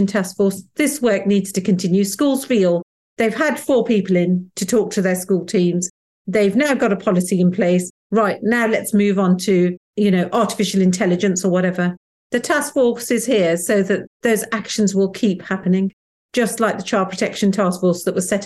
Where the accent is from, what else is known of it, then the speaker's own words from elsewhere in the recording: Wolverhampton, West Midlands, United Kingdom; I grew up in Wolverhampton where Enoch Powell was the local MP